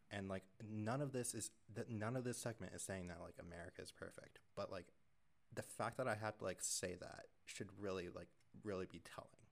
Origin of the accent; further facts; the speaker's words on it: United States; I'm an American